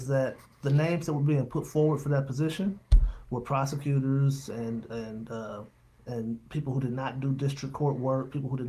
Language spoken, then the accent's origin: English; Flint, Michigan, United States; also born or lived in Dayton, Ohio / Oakland County, Michigan; I'm born and raised in the Flint area. Came down here back in 2000.